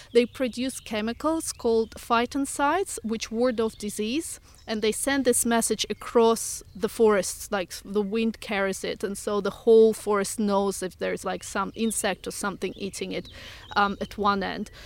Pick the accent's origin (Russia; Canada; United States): Russia; moved away as an adult; now in United Kingdom; originally from Russia, but I've been living here for fifteen years, so half my life.